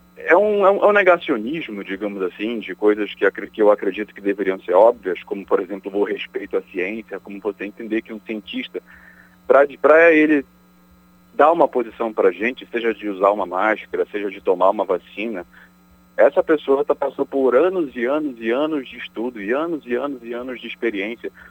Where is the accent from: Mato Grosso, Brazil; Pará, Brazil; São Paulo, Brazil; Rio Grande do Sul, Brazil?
Pará, Brazil; moved away; also born or lived in Rio de Janeiro; não só para nós como paraenses